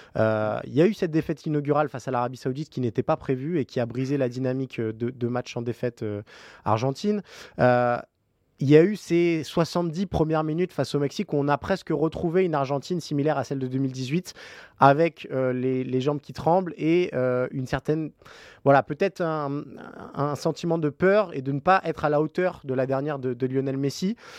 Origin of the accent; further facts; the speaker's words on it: France; nous en tant que Français